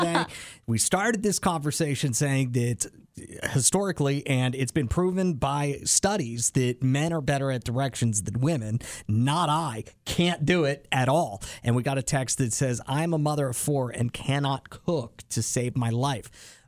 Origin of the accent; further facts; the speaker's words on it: near Hershey, Pennsylvania, United States; there's a roller coaster like kind of in my hometown at the amusement park called hershey park